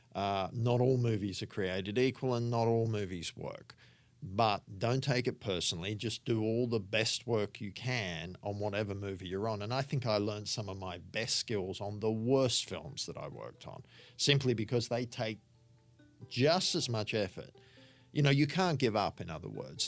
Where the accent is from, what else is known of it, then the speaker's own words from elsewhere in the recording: Sydney, New South Wales, Australia; also born or lived in England; I grew up in Sydney on the northern beaches